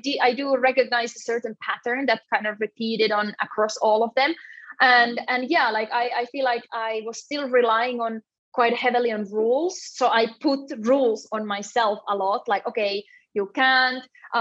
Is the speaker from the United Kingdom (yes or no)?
no; Finland; also born or lived in south of Spain; now in Spain; I'm originally from Finland, but yeah, I live in the south of Spain